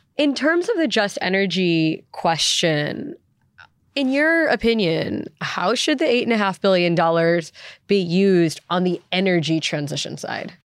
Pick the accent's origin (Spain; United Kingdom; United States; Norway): United States; moved away as an adult; also born or lived in South Africa; I'm American, but I spent seven years living in South Africa